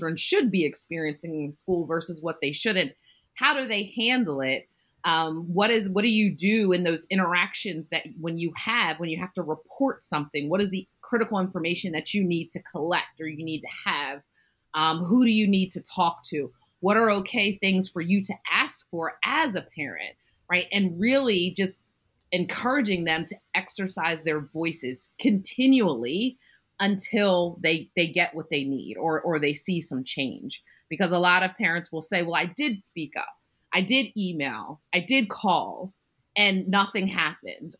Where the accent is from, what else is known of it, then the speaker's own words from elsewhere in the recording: Bucks County, Pennsylvania, United States; I grew up in Bucks County as well, not in Pennridge, but in Bucks County